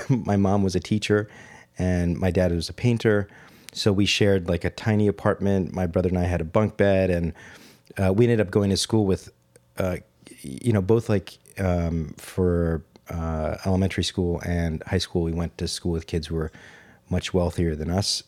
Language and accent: English; New York City, New York, United States; also born or lived in Rome, Italy; I grew up in New York City, uh, after a certain age